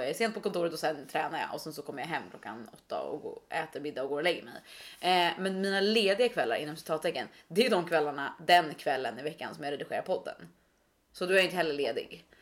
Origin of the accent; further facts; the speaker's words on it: Stockholm, Stockholm County, Sweden; vi är upp- vi är födda och uppväxta i Stockholm